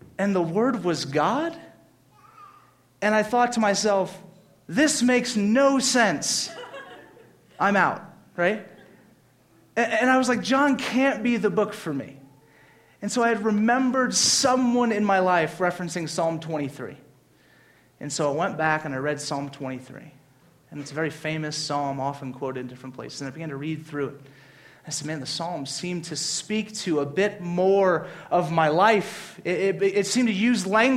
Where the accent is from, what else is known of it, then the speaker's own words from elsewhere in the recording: Louisiana, United States; I grew up in Louisiana. There's a church every other block